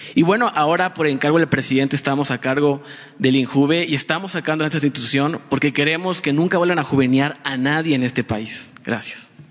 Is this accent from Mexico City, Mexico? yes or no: no; San Cristóbal de las Casas, Chiapas, Mexico; yo soy chiapaneco, soy de San Cristóbal de las Casas